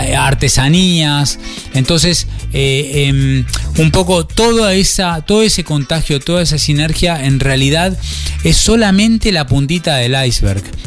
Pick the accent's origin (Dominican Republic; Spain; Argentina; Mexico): Argentina; moved away as an adult; now in Colonia Valdense, Uruguay; empezamos como tantos argentinos